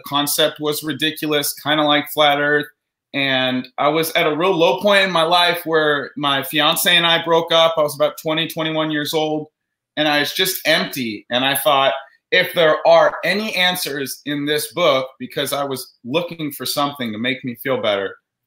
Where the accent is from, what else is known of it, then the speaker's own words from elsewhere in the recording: Orange County, California, United States; I grew up in Orange County, California.